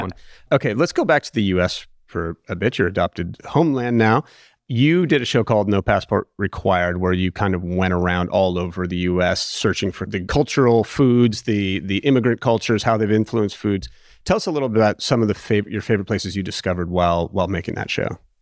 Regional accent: Los Angeles, California, United States; born or raised there

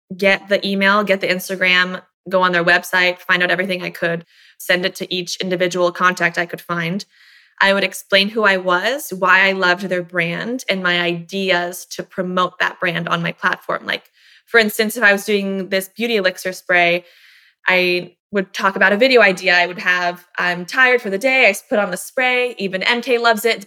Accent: Miami, Tampa, Florida, United States; we moved from Miami to Tampa

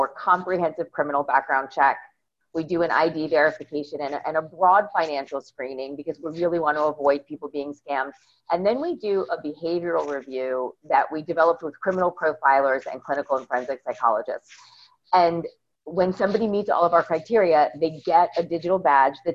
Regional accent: outside of New York, United States; moved away as an adult; now in Baltimore, United States; I grew up outside of New York and then went back to Maryland to go to college and ended up hunkering down in Baltimore

